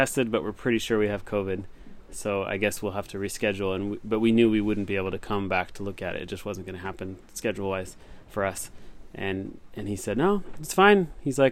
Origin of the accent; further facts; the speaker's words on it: Los Angeles, California, United States; moved away as an adult; now in Japan; I'm from Los Angeles.